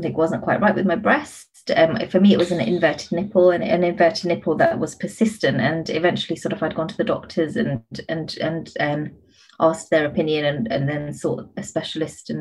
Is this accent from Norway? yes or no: no; United Kingdom; Being a British Asian is really sort of a constant flip between, you know, your Western life and your Eastern cultural roots